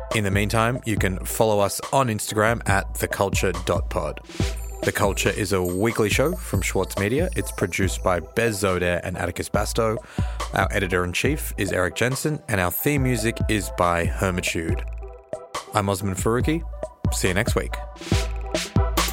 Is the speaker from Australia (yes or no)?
yes; Australia; as an Australian